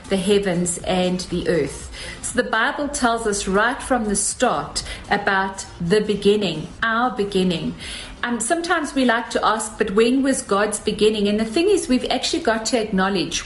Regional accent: South Africa; as South African women

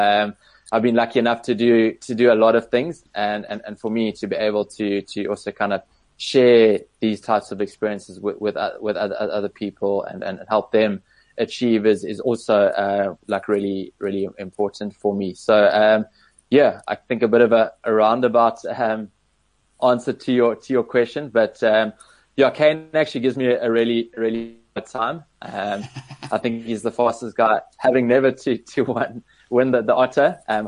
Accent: Cape Town, Western Cape, South Africa; growing up in Cape Town

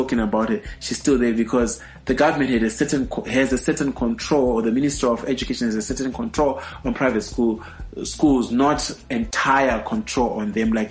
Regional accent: Bulawayo, Zimbabwe; my hometown is Bulawayo

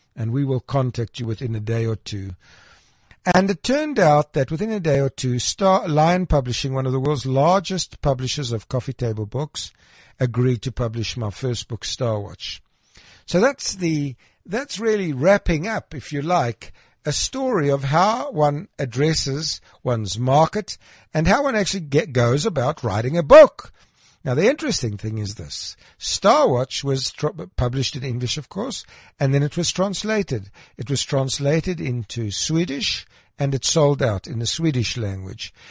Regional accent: Krugersdorp, Gauteng, South Africa; I was born in Krugersdorp

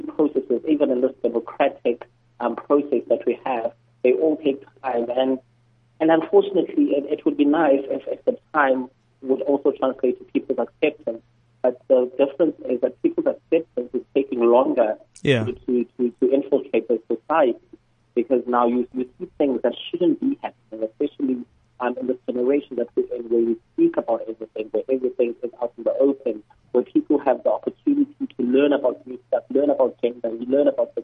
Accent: Eastern Cape, South Africa; I'm there from the Eastern Cape

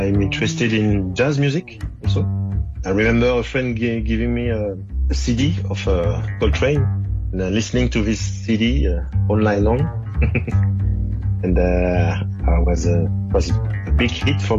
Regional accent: Angers, Pays de la Loire, France; English is a second language; I was born in Angers. Angers, it's a small town in the west of France.

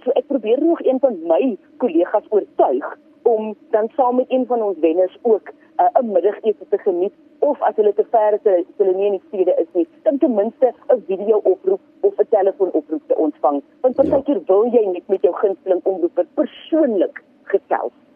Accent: South Africa; Ons is mos Suid-Afrikaners

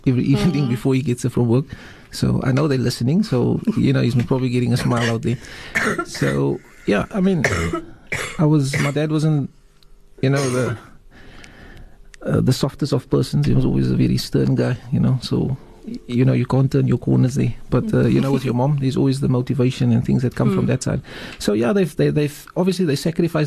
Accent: Cape Town, Western Cape, South Africa; I'm from Manenberg

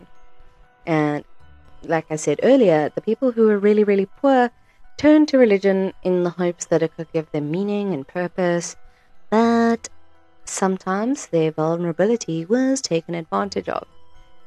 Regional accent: Krugersdorp, Gauteng, South Africa; I am from Krugersdorp, born and bred

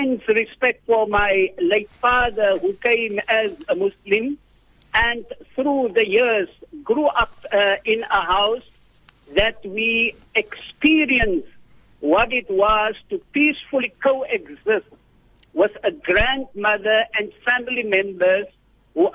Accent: Worcester, Western Cape, South Africa; I was born in the Bulan town of Worcester

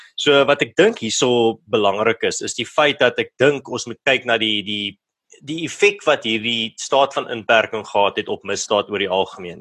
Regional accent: Malmesbury, Western Cape, South Africa; my tuisdorp van Mamesbury

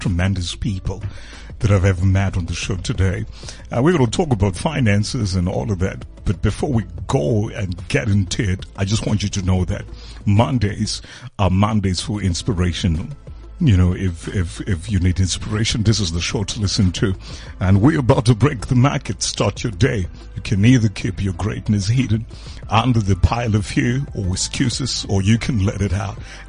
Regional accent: Rustenburg, North West, South Africa; That's my hometown

